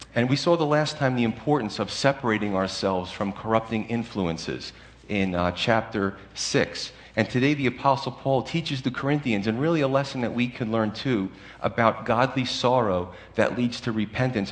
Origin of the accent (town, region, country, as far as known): United States